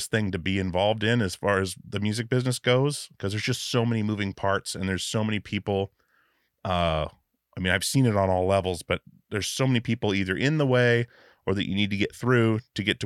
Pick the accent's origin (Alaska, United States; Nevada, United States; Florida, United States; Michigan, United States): Alaska, United States; now in Portland, United States; I grew up in Alaska, so like, I've been in Portland since 2000